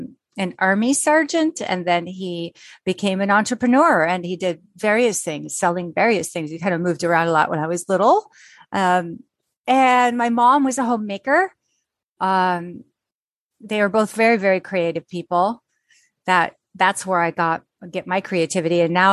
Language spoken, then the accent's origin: English; Pontiac, Illinois, United States; born there; So I was born in Pontiac, Illinois, which is outside Chicago by quite a ways. We really lived in the suburbs of Chicago